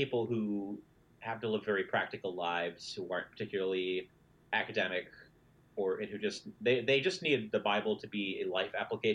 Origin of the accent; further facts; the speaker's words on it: Midwest, United States; I grew up in the Midwest, where pretty much everyone I knew was religious